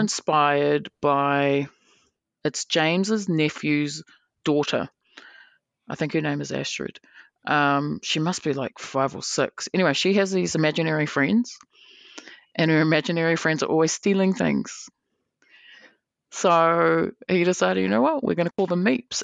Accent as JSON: {"language": "English", "country": "New Zealand", "said": "we're from New Zealand"}